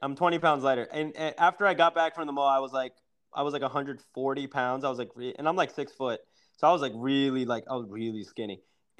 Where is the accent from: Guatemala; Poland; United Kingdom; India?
India; I mean, being Indian is difficult.